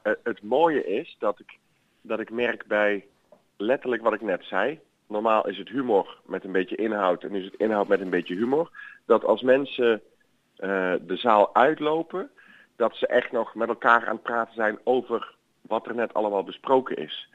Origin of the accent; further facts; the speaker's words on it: Boxmeer, North Brabant, Netherlands; het is waar ik vandaan kom. Ik ben geboren in Boksmeer.